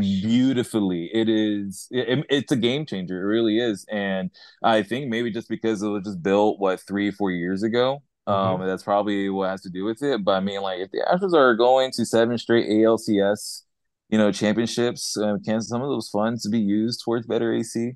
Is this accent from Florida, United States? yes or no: yes; Miami, Florida, United States; now in Houston, United States; I'm from Miami, and so the the Marlins, the uh, Florida Marlins, is what I used to know growing up.